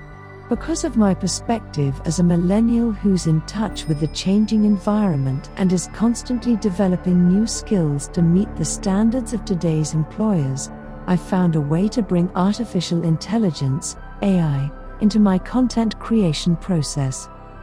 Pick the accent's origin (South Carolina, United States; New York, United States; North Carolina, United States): New York, United States; I'm a hybrid writer. I'm from New York.